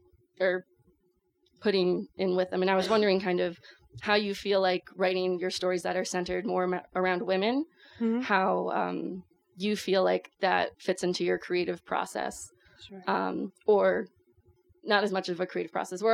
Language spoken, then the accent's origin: English; Florida, United States; Disclosure, I am from Florida.